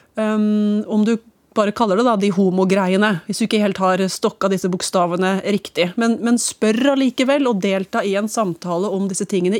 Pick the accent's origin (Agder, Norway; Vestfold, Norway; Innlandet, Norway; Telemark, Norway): Innlandet, Norway; Hamar; jeg vokste opp på Vang bibliotek på Ridabu, mer eller mindre